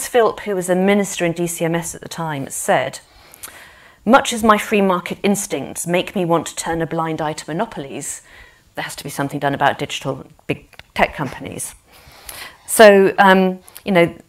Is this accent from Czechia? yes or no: no; North West England, United Kingdom; I'm also from the North West